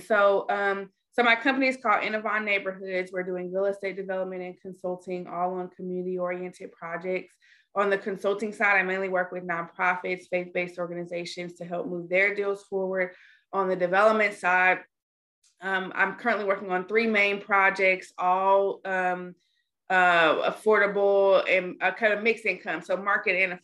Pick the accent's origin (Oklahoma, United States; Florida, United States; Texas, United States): Texas, United States; Dallas; I'm from Dallas, Texas